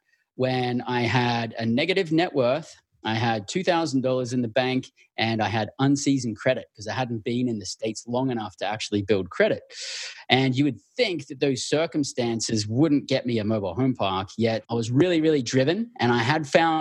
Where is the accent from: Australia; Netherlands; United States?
Australia; also born or lived in Western Australia / Northern Territory; born and raised in Australia